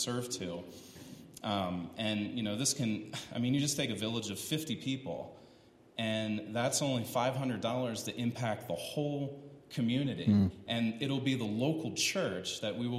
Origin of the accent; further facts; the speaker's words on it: East Coast, United States; now in Colorado Springs, United States; We're from the East Coast originally